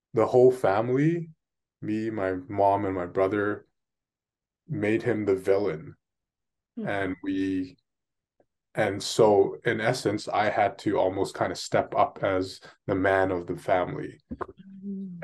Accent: Vancouver, British Columbia, Canada; I was born and raised here in Vancouver, in Canada.

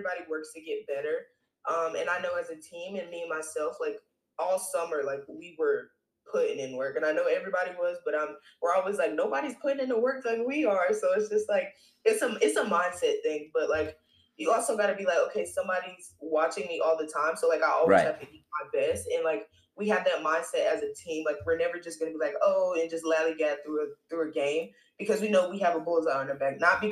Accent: Raleigh, North Carolina, United States; because I'm from North Carolina and I'm from Raleigh

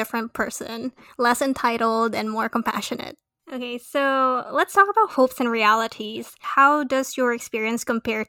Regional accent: Philippines; moved away; I'm doing my part as a Filipino citizen to share our experiences there.

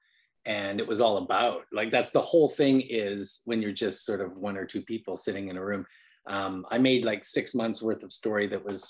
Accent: Calgary, Alberta, Canada; moved away as an adult; also born or lived in Vancouver, Canada; now in United States; And I'm from Calgary, Alberta, Canada.

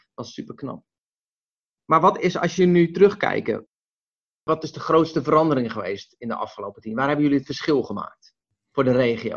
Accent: Westland, South Holland, Netherlands; ik kom uit het Westland

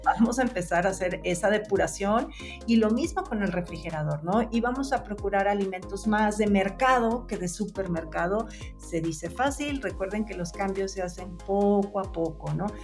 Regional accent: Mexico; como mexicanos podemos metabolizar mejor

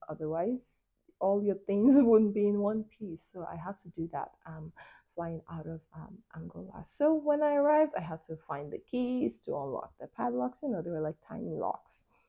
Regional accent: Nigeria; moved away; also born or lived in Europe; growing up in Nigeria as a, as a kid

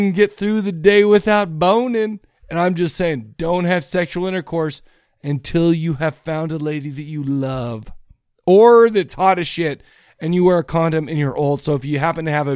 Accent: United States; I'm an American

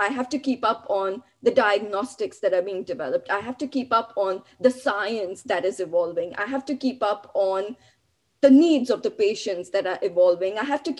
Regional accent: Mumbai, Maharashtra, India; now in Buffalo, United States; You know, I moved from Bombay to Buffalo. Talk about, 90 degree weather, landed straight in minus 10 degree weather.

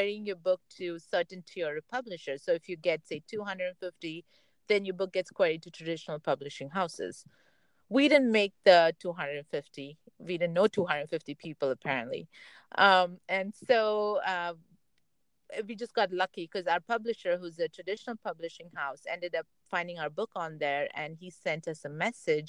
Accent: India; now in Silicon Valley, United States; Me being Indian

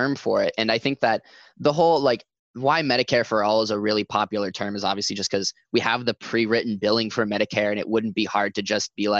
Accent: Central Point, Oregon, United States; also born or lived in Medford, Oregon; And I'm from Medford. I'm from Central Point.

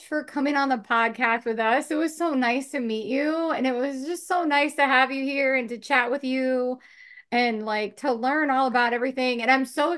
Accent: Long Island, New York, United States; moved away; I came from Long Island

